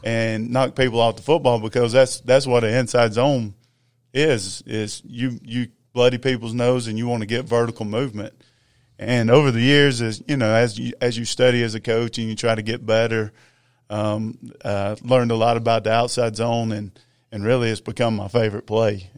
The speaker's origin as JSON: {"language": "English", "town": "Gainesville", "region": "Georgia", "country": "United States", "tie": "born or raised there", "said": "I grew up in Gainesville. Uh, I'm a product of Big Red"}